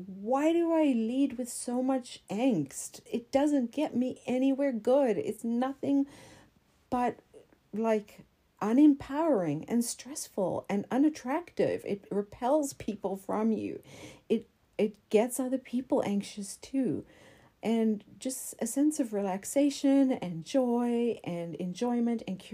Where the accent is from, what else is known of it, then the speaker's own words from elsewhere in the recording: South Africa; moved away; I'm from South Africa